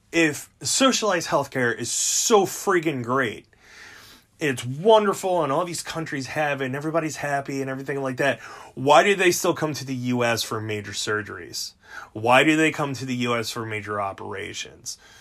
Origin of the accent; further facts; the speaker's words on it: United States; we're all American